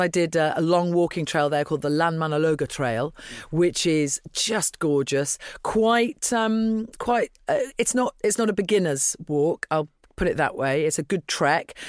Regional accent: Dublin, Leinster, Ireland; moved away; my passport is Irish, so that's something that you perhaps wouldn't have expected 'cause I was born in Dublin

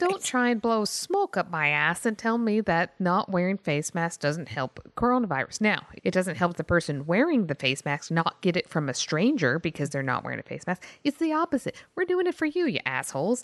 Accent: Texas, United States; moved away; I'm from Texas, or was, was from Texas

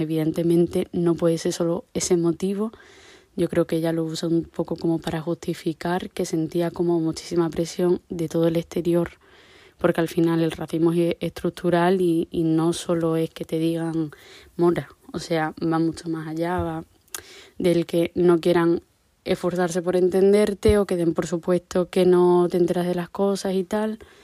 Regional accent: La Zarza, Extremadura, Spain; mi pueblo es La Zarza, en mi caso, em, todos mis amigos son de aquí

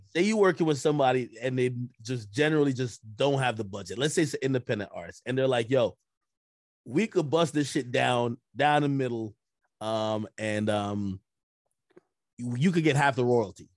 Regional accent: Jamaica; moved away; I was born in Jamaica

